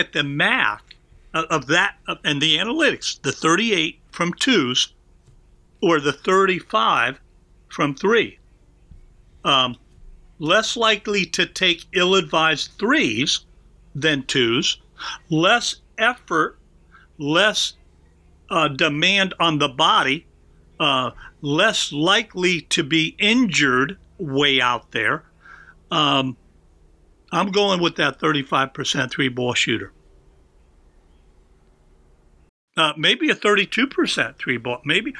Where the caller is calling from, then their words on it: Philadelphia, Pennsylvania, United States; I'm calling you from Philadelphia